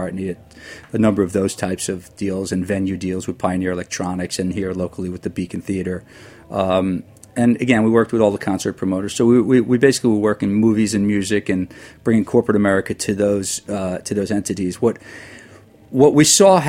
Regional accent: Long Island, New York, United States; moved away as an adult; also born or lived in Manhattan, New York; now in New Jersey, United States; I grew up on Long Island, lived in Manhattan for about 15 years, then, you know, moved to Jersey

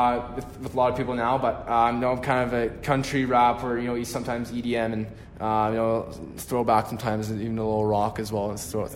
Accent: Canada; obviously I'm from Canada, so a lot of guys have been playing basketball recently

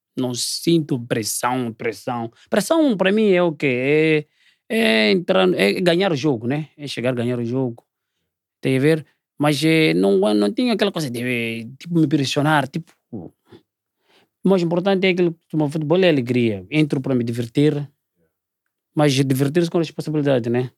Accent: Maputo, Mozambique; moved away as an adult; also born or lived in South Africa; Eu sou daqui do Maputo

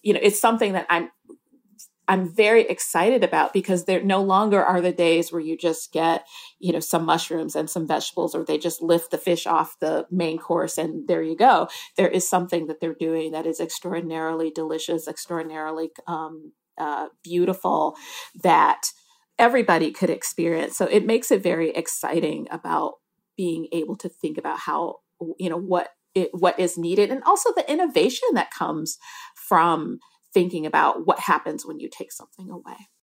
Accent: Detroit, Michigan, United States; I grew up in Detroit

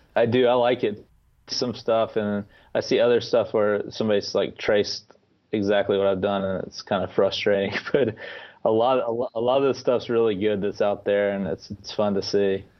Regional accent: Atlanta, Georgia, United States; also born or lived in Clinton, South Carolina; I was born in Atlanta, Georgia. I remain in Atlanta, Georgia.

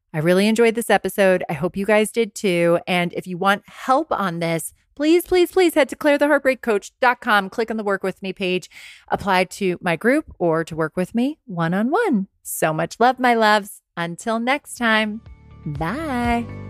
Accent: Rye, New York, United States; I was working in a clothing store in my hometown in Westchester County. Rags on Purchase Street, Ryan, New York

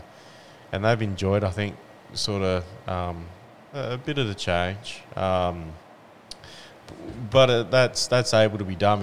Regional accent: Western Australia, Australia; also born or lived in Houston; now in Tasmania, Australia; I'm originally from the West Coast, from WA.

